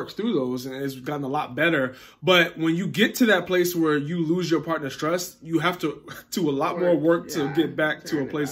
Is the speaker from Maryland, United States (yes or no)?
yes; Baltimore, Maryland, United States; I grew up in Baltimore.